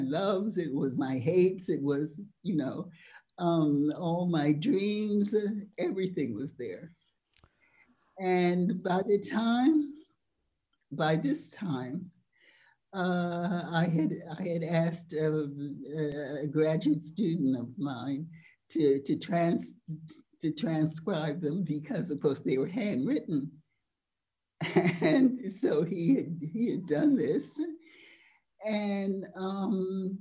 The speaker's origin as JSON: {"language": "English", "country": "United States", "moved": "yes", "lives_now": "France", "said": "I was an American, a Yankee"}